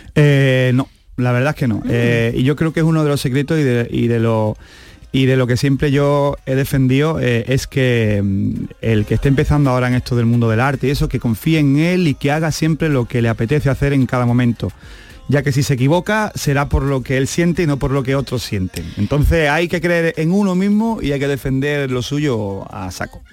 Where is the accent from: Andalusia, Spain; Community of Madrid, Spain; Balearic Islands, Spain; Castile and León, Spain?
Andalusia, Spain; Camas; yo soy camero, yo soy de Sevilla